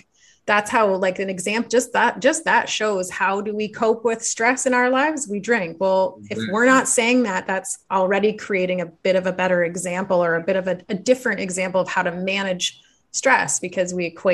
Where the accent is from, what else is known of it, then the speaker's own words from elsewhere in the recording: Canada; being a Canadian